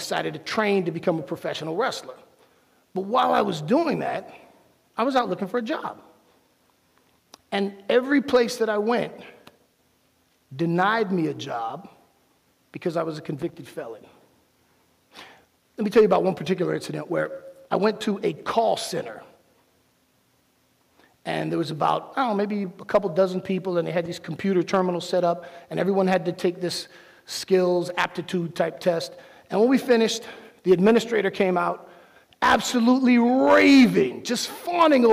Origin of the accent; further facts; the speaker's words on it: Miami, Florida, United States; I'm from Miami